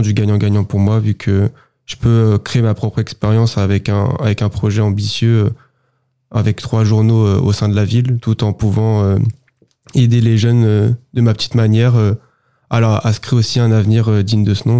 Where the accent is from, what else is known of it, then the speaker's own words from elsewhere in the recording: Sartrouville, Île-de-France, France; beaucoup viennent du quartier là où j'ai grandi